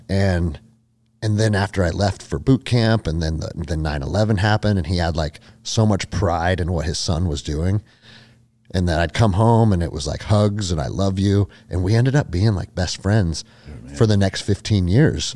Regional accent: Snohomish, Washington, United States; also born or lived in Alaska; So I grew up in Snohomish, Washington, which is like forty five minutes or an hour outside of Seattle to the mm-hmm. north

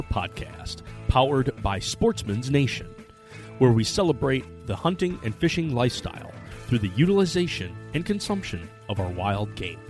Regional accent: Midwest, United States; Being a Midwesterner, it's hard to place where all these fires are at.

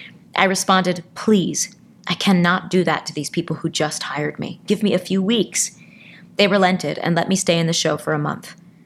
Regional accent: Springfield, Massachusetts, United States; I'm originally from Springfield, Massachusetts.

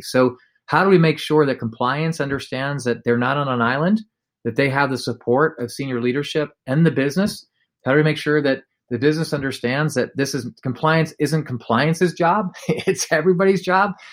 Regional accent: United States; we're American

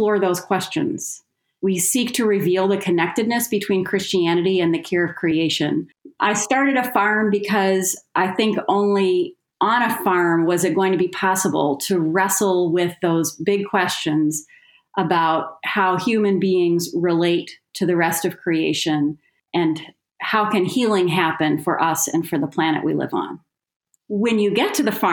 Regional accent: Las Vegas, Nevada, United States; also born or lived in Greater Grand Rapids, Michigan; now in Grand Rapids, United States; I was originally born and raised in Las Vegas, Nevada.

